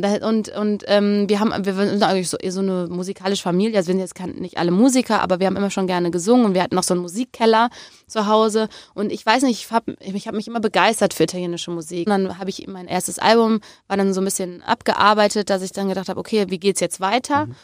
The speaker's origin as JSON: {"language": "German", "town": "Remscheid", "region": "North Rhine-Westphalia", "country": "Germany", "tie": "born or raised there", "said": "Ich bin aber in Remscheid groß geworden"}